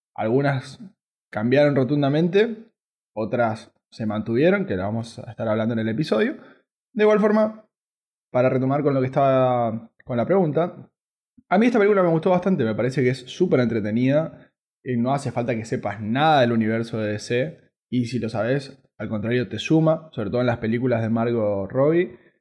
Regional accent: Argentina

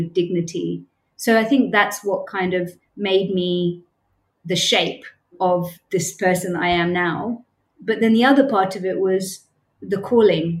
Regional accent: United Kingdom; moved away as an adult; also born or lived in Cambodia; now in Bangkok, Thailand; As people will probably be able to tell from my accent, I'm from the UK, born and brought up in the UK

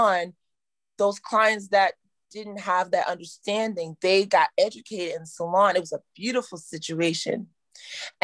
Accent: Virginia, United States; I'm from Virginia. We're very conservative

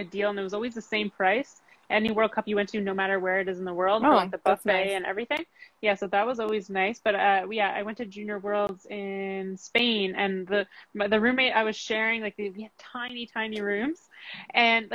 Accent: Vancouver, British Columbia, Canada; now in Ottawa, Canada; I was born in Vancouver

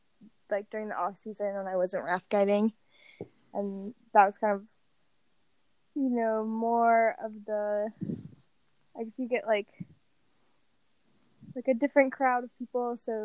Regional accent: North Carolina, United States; moved away as an adult; now in Boise, United States; I'm originally from North Carolina. I like grew up in the outdoor industry out there.

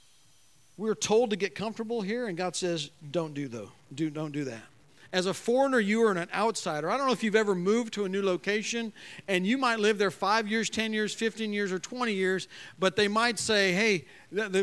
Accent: United States; I'm an American

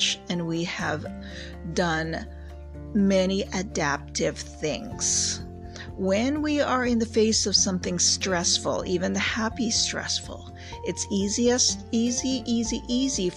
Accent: Canada; I have lived across Canada and practiced in several provinces. There you go. I'm Canadian

